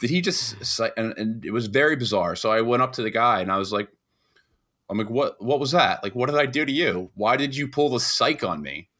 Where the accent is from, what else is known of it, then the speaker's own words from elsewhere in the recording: New York, United States; being a New Yorker